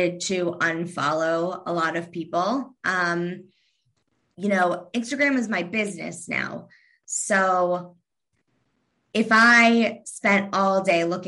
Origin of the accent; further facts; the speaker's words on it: Kentucky, United States; I'm from Kentucky.